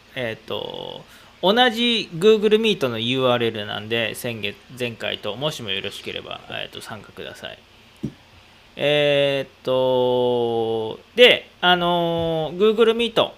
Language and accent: Japanese; Aichi, Japan; 僕、愛知県民なんで